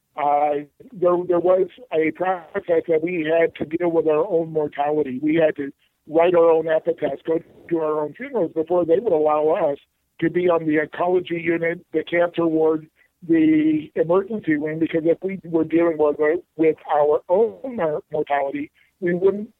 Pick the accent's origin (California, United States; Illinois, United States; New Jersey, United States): California, United States; Palm Springs; I grew up in Palm Springs